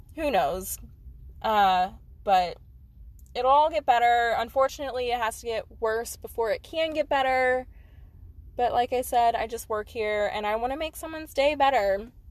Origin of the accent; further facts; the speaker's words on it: Missouri, United States; I am from the Midwest. Specifically, I'm from Missouri